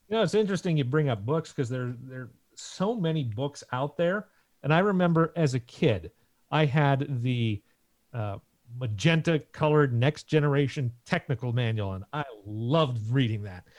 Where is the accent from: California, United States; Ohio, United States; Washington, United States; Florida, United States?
Washington, United States; Seattle; we're from Seattle